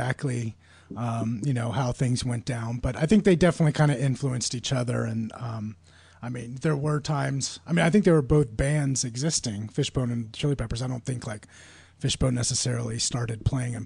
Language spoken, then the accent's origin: English; Portland, Oregon, United States; moved away; also born or lived in San Francisco; my mom still lives in the house I was born in Portland, Northeast Portland